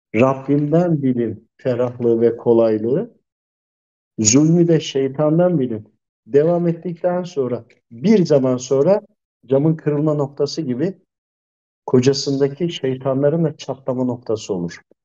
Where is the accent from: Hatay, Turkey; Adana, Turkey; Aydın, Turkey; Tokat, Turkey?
Tokat, Turkey; ben de Tokatlıyım hemşerim de.